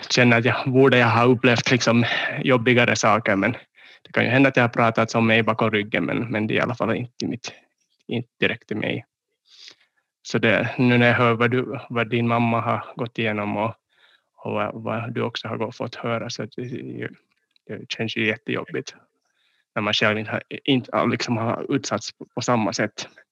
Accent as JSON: {"language": "Swedish", "town": "Nagu", "region": "Southwest Finland", "country": "Finland", "tie": "born or raised there", "also_born_or_lived": "Thailand", "said": "vi flyttade till en, en kommun som heter Nagu Eh, som är i Åbolands skärgård. Så där växte jag upp"}